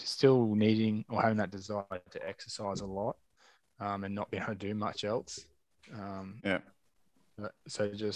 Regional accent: Australia; also born or lived in Hervey Bay, Queensland; growing up in Australia

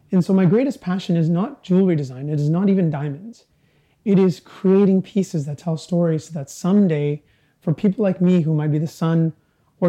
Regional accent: Vancouver, British Columbia, Canada; growing up in Canada, we didn't have many symbols or mementos of our history.

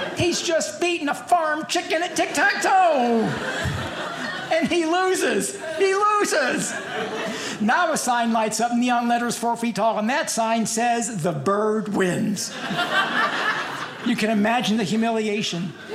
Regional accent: Louisville, Kentucky, United States; I'm from Louisville, Kentucky

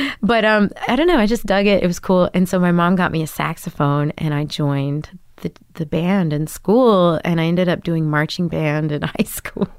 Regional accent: Grapevine, Texas, United States; moved away as an adult; also born or lived in New York City; now in Brooklyn, United States; I grew up in Da, uh, outside of Dallas, Texas, in Grapevine, Texas

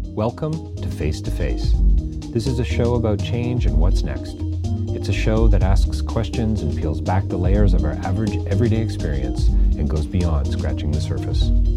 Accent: Canada; as a Canadian

